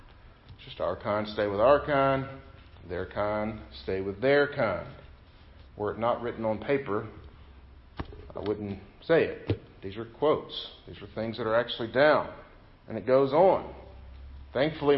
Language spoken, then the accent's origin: English; Southeast Missouri, United States; moved away; also born or lived in Mississippi; I grew up in Southeast Missouri